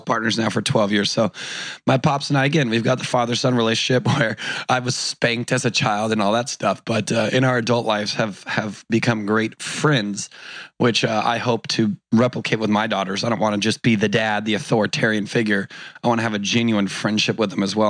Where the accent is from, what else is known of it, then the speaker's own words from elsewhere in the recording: Newport Beach, California, United States; Grew up in Orange County, California. I was born in Newport Beach